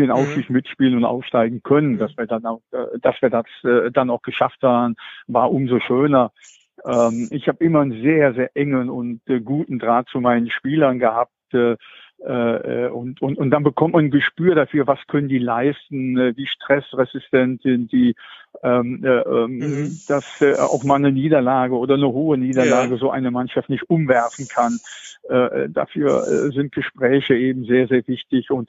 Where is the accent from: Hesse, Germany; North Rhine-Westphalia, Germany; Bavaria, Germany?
North Rhine-Westphalia, Germany; Krefeld; Die Fortuna habe ich hier aus meinem Heimatort